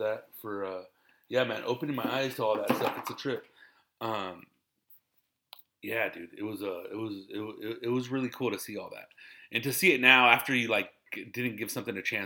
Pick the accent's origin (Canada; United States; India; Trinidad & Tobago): United States; Riverside, California; I'm from Riverside